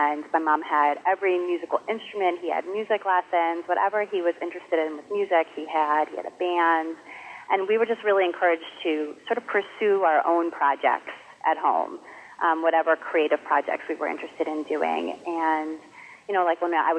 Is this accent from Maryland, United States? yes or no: yes; Potomac, Maryland, United States; now in Wellesley, United States; I grew up in Potomac, Maryland, which is a suburb of Washington, D.C.